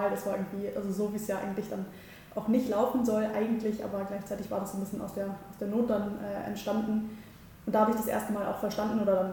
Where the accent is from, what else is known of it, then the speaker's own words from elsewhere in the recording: Berlin, Germany; ich bin hier im Wedding aufgewachsen, im Soldiner Kiez und habe hier auch mein Büro, hier sitzen wir auch gerade.